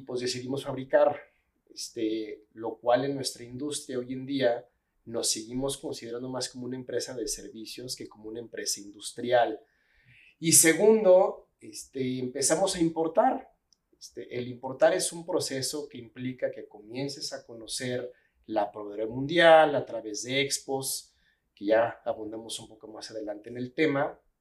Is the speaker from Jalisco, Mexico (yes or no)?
yes; Guadalajara, Jalisco, Mexico; nací aquí en Guadalajara